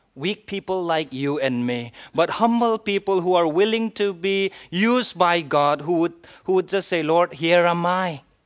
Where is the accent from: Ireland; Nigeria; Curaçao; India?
India; I am an Indian citizen